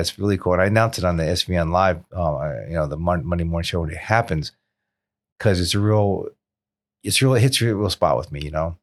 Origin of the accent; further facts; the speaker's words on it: South Florida, United States; born and raised in South Florida.